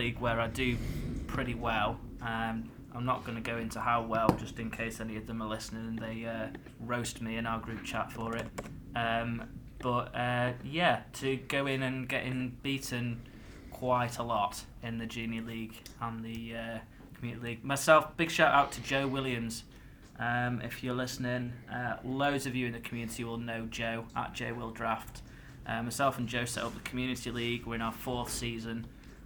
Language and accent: English; the north of England, United Kingdom; accent: whiny northern; I've got a bit of a kind of like a whiny northern accent